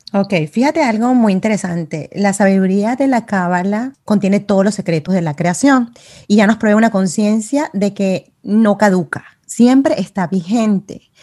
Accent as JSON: {"language": "Spanish", "country": "Venezuela", "moved": "as an adult", "lives_now": "Miami, United States", "said": "Yo soy de Venezuela y tengo 13 años en los Estados Unidos"}